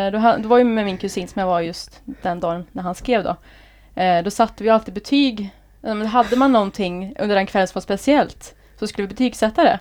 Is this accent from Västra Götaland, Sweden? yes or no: yes; Skövde, Västra Götaland, Sweden; moved away as an adult; also born or lived in Trollhättan; now in Gothenburg, Sweden; då bodde jag i Skövde, eller Häggum då som det heter. Ja, okay. Så där är jag uppväxt då.